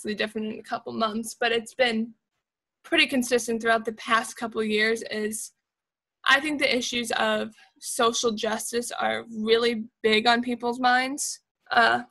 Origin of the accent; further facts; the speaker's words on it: United States; as an American